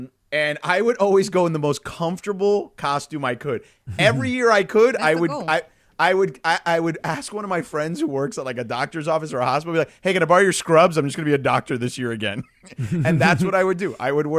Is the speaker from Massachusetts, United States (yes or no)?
no; Miami, Florida, United States; when I grew up, there used to be a huge block party where I grew up in Miami.